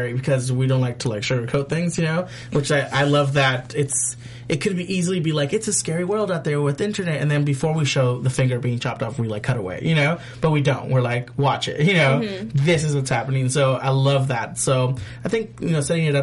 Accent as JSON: {"language": "English", "region": "Southern California", "country": "United States", "said": "I'm a SoCal boy"}